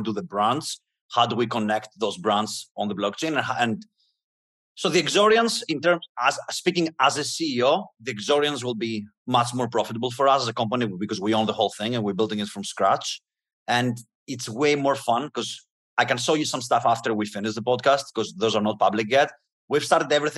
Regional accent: Greece; moved away as an adult; now in United States; I'm coming from Greece. I was born in a middle class family, and I knew how hard it was I had to move to the US to have opportunities

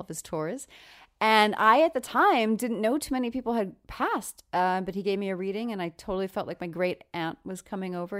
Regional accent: Long Island, New York, United States; I'm from Long Island

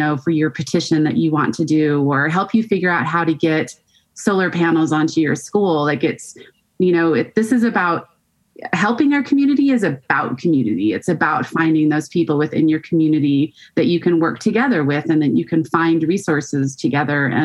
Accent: Colorado, United States; now in Montana, United States; I grew up in Colorado and that I still, whenever I go back, to, I mean, I live in Montana now, but there's some smell about Colorado that always smells like home to me.

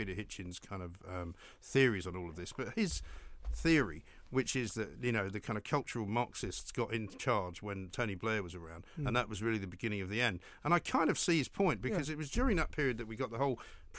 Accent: Ireland; There's not much point in trying to investigate what's going on in my brain because I'm Irish.

